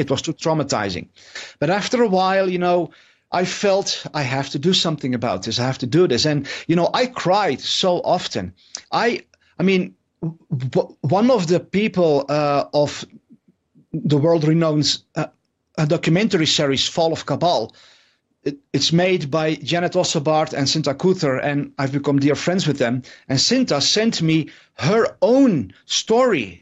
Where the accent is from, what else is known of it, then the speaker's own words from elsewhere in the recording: Netherlands; I'm from the Netherlands